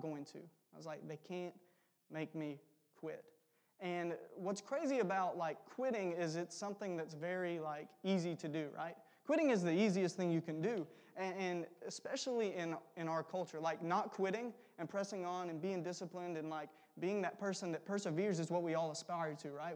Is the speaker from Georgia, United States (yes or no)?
yes; South Georgia, United States; I'm from South Georgia, an hour below Macon, which is pretty warm for the most part